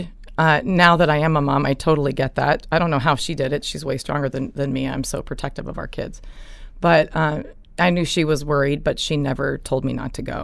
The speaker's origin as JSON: {"language": "English", "town": "Evergreen", "region": "Colorado", "country": "United States", "tie": "born or raised there", "said": "I grew up in a little town called Evergreen. It's in Colorado."}